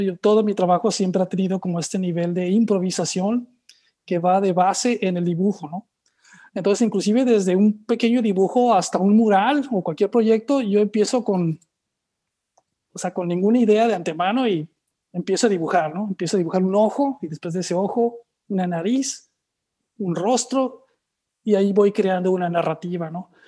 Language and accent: Spanish; Tijuana, Baja California, Mexico; moved away; also born or lived in Playa de Rosarito / New York; yo nací en Tijuana, viví en Playa de Rosarito